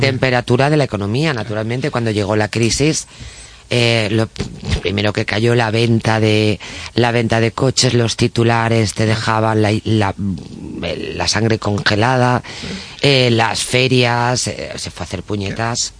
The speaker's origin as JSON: {"language": "Spanish", "town": "Tui", "region": "Galicia", "country": "Spain", "moved": "yes", "lives_now": "Madrid, Spain", "said": "soy de Tui."}